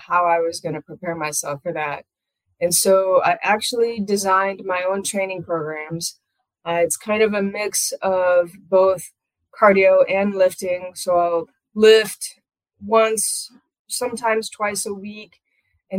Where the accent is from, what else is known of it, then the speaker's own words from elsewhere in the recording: Iowa, United States; I'm from here and I still live here